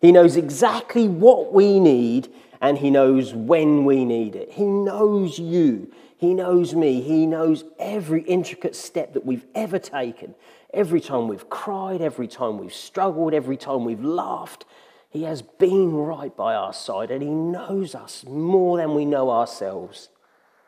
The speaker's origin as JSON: {"language": "English", "town": "Ipswich", "region": "East of England", "country": "United Kingdom", "tie": "born or raised there", "moved": "as an adult", "lives_now": "Ingatestone, United Kingdom", "said": "I was born in Ipswich into a strong Christian family"}